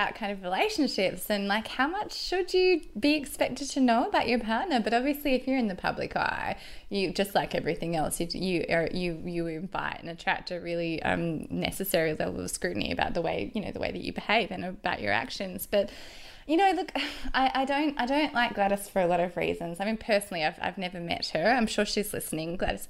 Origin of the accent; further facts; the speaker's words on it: Wagga Wagga, New South Wales, Australia; I'm from Wagga, and I'm also talking.